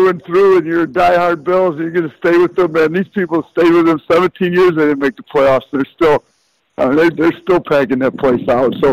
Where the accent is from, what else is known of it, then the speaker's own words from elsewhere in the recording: Wisconsin, United States; now in Buffalo, United States; I grew up in Wisconsin